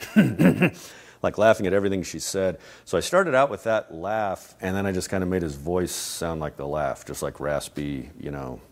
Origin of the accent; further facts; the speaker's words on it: Albuquerque, New Mexico, United States; I grew up in Albuquerque, New Mexico